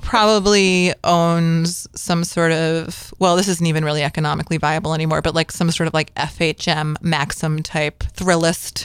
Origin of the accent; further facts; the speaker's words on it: Connecticut, United States; growing up in, you know, the East Coast and growing up in Connecticut